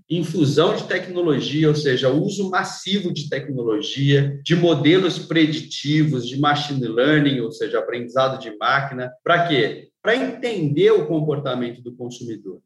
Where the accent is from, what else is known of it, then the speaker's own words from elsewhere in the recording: São Paulo, Brazil; eu vim de uma família bastante humilde, morando na periferia de São Paulo